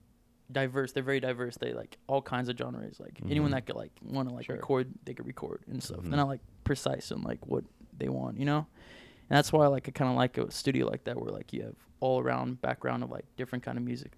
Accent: Palm Desert, California, United States; moved away; I'm from Cali, Southern Cal.

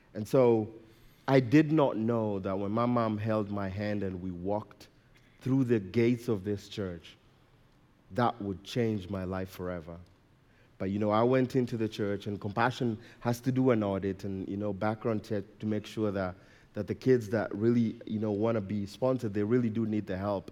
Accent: Nairobi, Kenya; now in Colorado, United States; I was born and raised in Nairobi, Kenya.

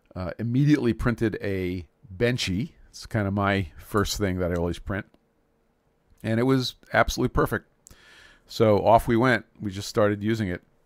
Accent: New York City, New York, United States; I grew up in Brooklyn, New York, so we called that the country

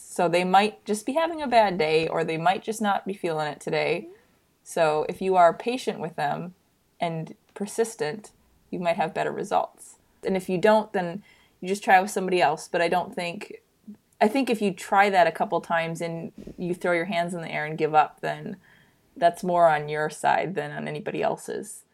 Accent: Michigan, United States; moved away as an adult; now in Minneapolis, United States; I technically I grew up in Michigan

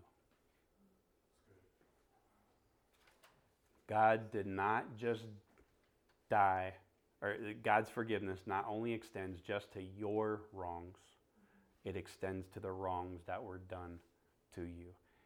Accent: Florida, United States; now in Phoenix, United States; I was in Florida

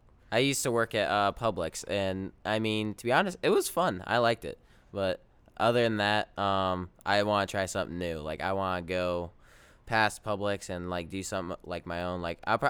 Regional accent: Wilmington, North Carolina, United States; born there; I was born in Wilmington, North Carolina

